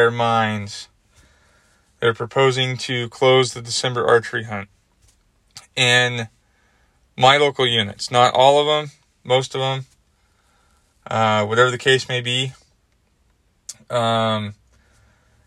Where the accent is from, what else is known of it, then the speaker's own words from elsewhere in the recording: Washington, United States; now in Arizona, United States; When I was growing up in Washington State